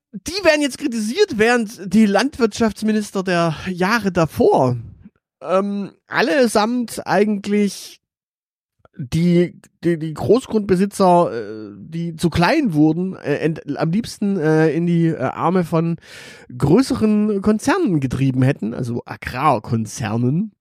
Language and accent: German; Stuttgart, Baden-Württemberg, Germany; ich bin in einem Stadtteil aufgewachsen in Stuttgart